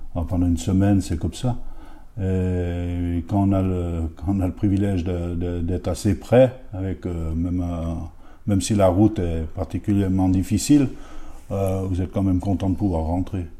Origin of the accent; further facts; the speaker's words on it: Féternes, Auvergne-Rhône-Alpes, France; j'étais de Féterne